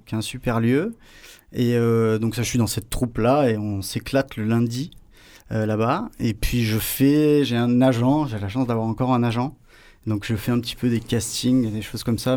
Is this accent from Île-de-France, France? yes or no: no; Marseille, Provence-Alpes-Côte d'Azur, France; also born or lived in Paris; Je suis Marseillais, Mazargué